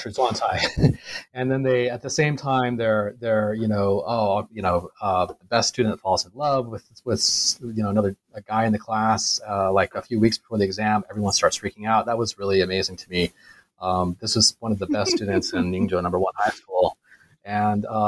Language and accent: English; United States; moved away as an adult; also born or lived in China; now in Singapore; being an American